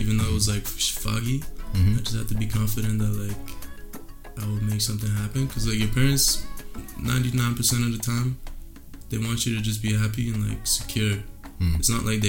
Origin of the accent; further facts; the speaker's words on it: Vancouver, British Columbia, Canada; I'm Persian, but I grew up in Canada, in the west side, in Vancouver